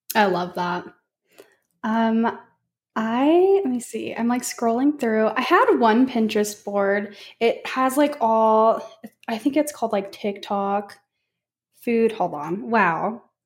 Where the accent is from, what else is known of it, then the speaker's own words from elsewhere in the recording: Las Vegas, Nevada, United States; moved away; I'm actually from Las Vegas